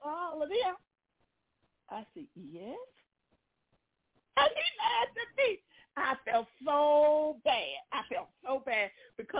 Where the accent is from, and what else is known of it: Tennessee, United States; born or raised there